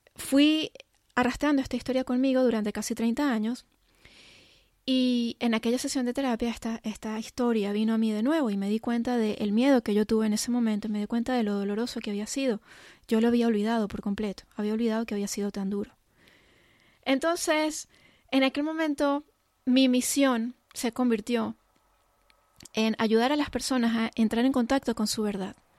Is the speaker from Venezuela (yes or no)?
yes; Venezuela; also born or lived in England; Yo soy de Venezuela, cuando eso vivíamos en Venezuela y mis padres nos llevaron a pasar un año en Inglaterra